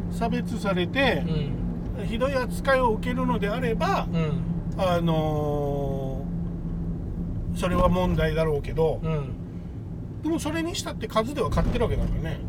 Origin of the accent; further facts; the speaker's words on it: Okinawa, Japan; 中国になったりアメリカになったり日本になったりしたけど沖縄沖縄だし、うん普通に俺たちの親は、うん、 それを乗り越えてきたけど